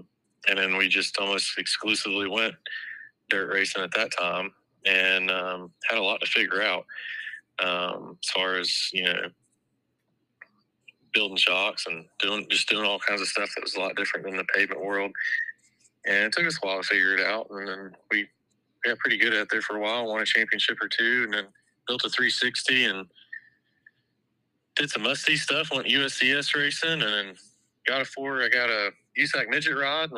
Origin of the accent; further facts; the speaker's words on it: North Carolina, United States; also born or lived in Florida; we're from Florida, but an open wheel family from Florida transferred to North Carolina, and we're living, I was raised in North Carolina